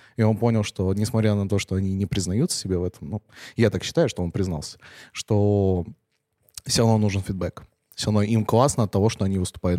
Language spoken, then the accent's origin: Russian; Penza, Penza Oblast, Russia; now in Moscow, Russia; я из Пензы, я из Пензы поехал в Москву